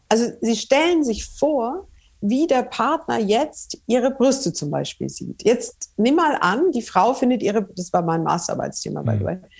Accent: Franconia, Bavaria, Germany; moved away; also born or lived in northern Germany; ich bin ja Fränkin

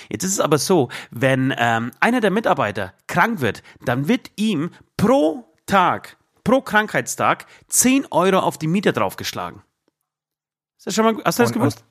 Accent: Poland; now in Germany; in Polen, in dem Nachbarland, auch 2020, in meinem Geburtsland

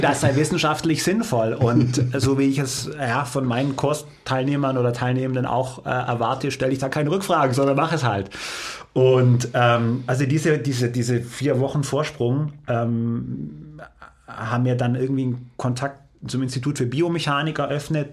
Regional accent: Heidenheim, Baden-Württemberg, Germany; moved away as an adult; also born or lived in Cologne; bin dann von Süddeutschland, ich bin gebürtiger Heidenheimer, was man mittlerweile ja kennt, dann Richtung äh, Norden

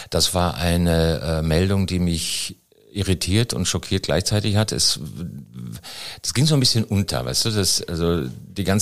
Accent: Styria, Austria; Aus der Steiermark. Aus jo, Steiermark.

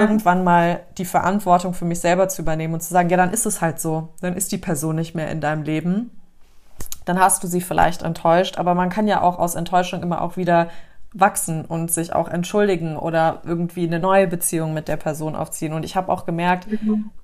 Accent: Germany; bei uns in Deutschland

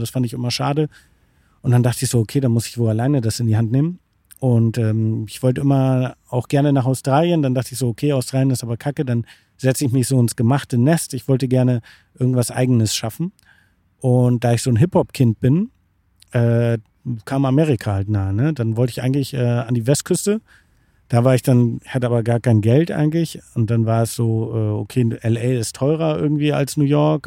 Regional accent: Bremervörde, Lower Saxony, Germany; Ich komme aus dem beschaulichen Bremerförde. Das liegt zwischen Hamburg und Bremen

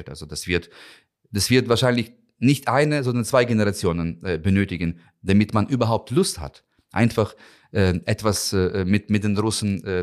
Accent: Ukraine; German is a second language; moved away as an adult; now in Germany; Also für mich als Ukrainer, aber auch als Botschafter

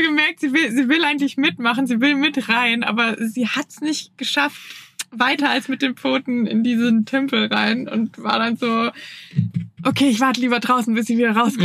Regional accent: Germany; moved away as an adult; also born or lived in Hamburg; ich komme ja aus der Region, wo nach Freiburg die meisten Sonnenstunden sind

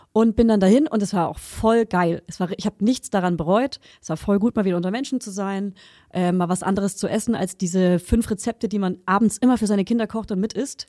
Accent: a village near Hof, Bavaria, Germany; also born or lived in Hof, Germany / Friedrichshain, Berlin, Germany; now in Berlin, Germany; in meinem Dorf, wo ich herkomme, und in der Stadt Hof

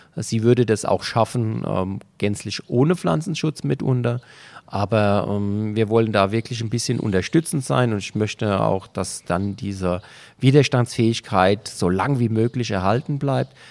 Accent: Germany; hier bei uns in Deutschland

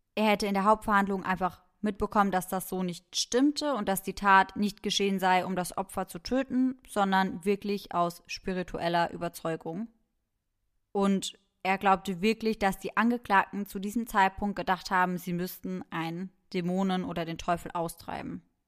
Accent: Germany; bei uns in Deutschland

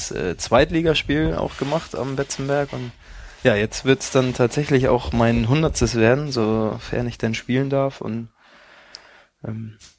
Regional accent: Hamburg, Germany; ich komme aus Hamburg und habe meine Familie und meinen Freundeskreis hier

